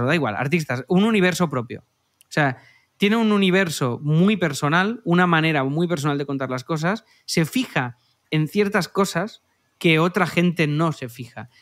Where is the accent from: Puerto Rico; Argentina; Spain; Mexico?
Spain; Cerdanyola del Vallès, Catalonia; en mi pueblo